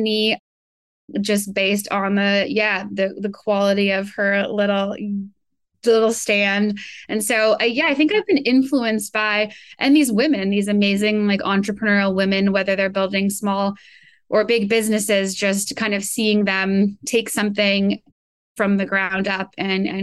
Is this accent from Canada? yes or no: yes; Vancouver, British Columbia, Canada; moved away as an adult; also born or lived in New York; now in Los Angeles, United States; I grew up in Vancouver, really kind of outdoorsy upbringing